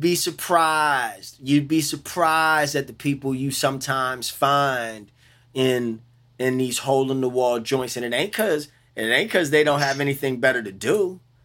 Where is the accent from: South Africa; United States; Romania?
United States; New Orleans, Louisiana; I'm from New Orleans.